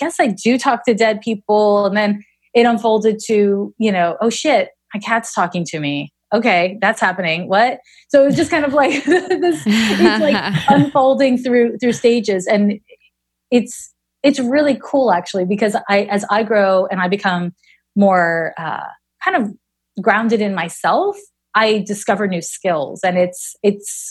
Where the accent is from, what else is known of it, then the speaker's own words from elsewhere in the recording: Montreal, Quebec, Canada; moved away as an adult; also born or lived in San Francisco; I'm from Montreal, where everybody is just like, meh